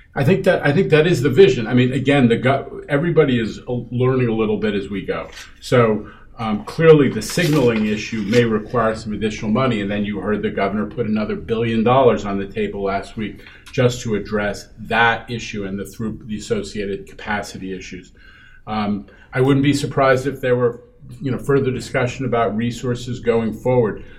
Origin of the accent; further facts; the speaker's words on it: New York City, New York, United States; I grew up in New York City in the nineteen seventies